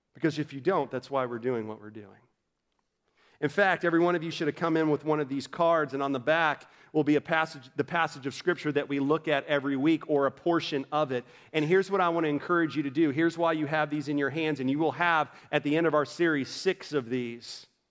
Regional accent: Orlando, Florida, United States; moved away as an adult; now in North Carolina, United States; I grew up in Orlando, Florida

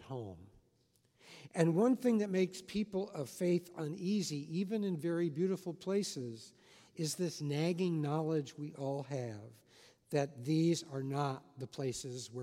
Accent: Los Angeles, California, United States; also born or lived in Washington, D.C.; now in Southern California, United States; I grew up in Hollywood.

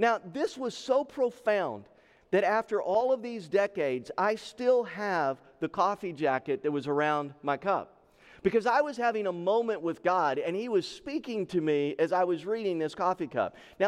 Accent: Texas, United States; I was born and raised in the state of Texas. So I grew up in the South, and when I got to the Northwest

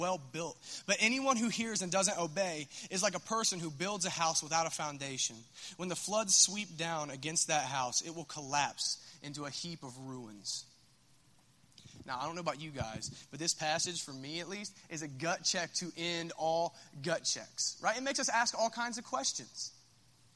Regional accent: Minford, Ohio, United States; I'm from Minford

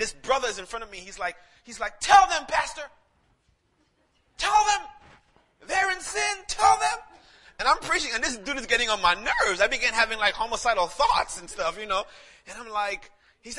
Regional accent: St. Lucia; moved away; I'm actually from St. Lucia, the Caribbean

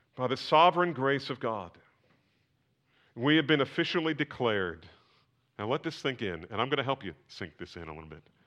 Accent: New Jersey, United States; I was born in New Jersey

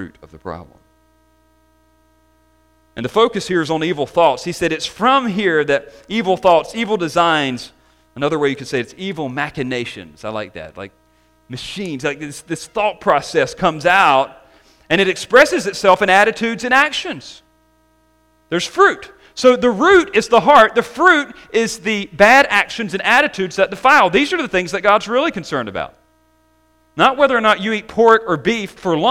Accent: the South, United States; growing up in the South

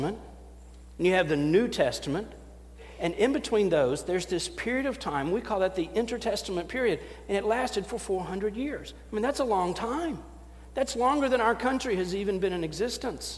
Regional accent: Knoxville, Tennessee, United States; accent: Southern; I'm a pastor from Knoxville, Tennessee.

